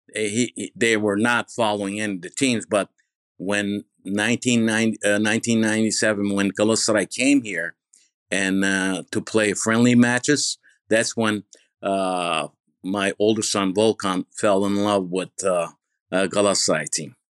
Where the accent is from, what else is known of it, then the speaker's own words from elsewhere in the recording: Bergama, İzmir, Turkey; also born or lived in New York, United States; now in United States; from Baragama Izmir, I was born in Baragama Izmir.